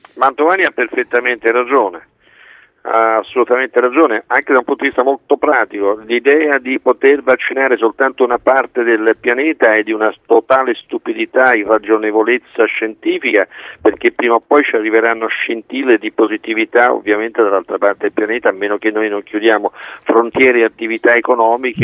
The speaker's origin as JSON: {"language": "Italian", "country": "Italy", "tie": "born or raised there", "said": "io sono nato in Italia"}